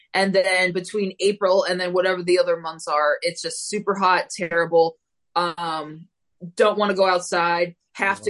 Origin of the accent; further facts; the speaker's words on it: Phoenix, Arizona, United States; Born, raised, will probably be here for as long as my uh, my mental health and fears keep me confined to the state of Arizona